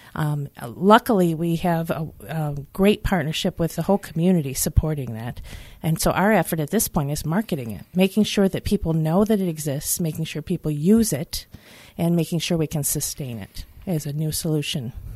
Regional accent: Detroit, Michigan, United States; I grew up in the Detroit area. And, uh, just off Eight Mile

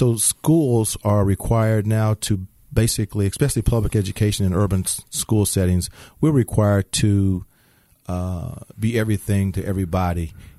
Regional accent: Markham, Illinois, United States; also born or lived in Indianapolis, United States / Chicago, United States; I was born in Indianapolis, Indiana. Moved to Chicago. Then moved to Markham, Illinois. And then from there I attended Bremen High School.

